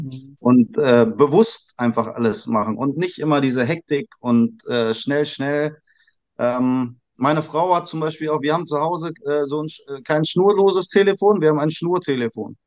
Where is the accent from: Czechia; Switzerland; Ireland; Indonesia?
Indonesia; moved away; ich bin ja in Indonesien aufgewachsen